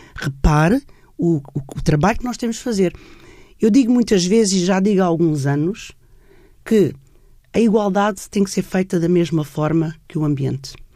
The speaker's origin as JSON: {"language": "Portuguese", "region": "Setúbal", "country": "Portugal", "said": "Eu sou de Setúbal, o meu pai era empresário e tinha uma fábrica só de mulheres"}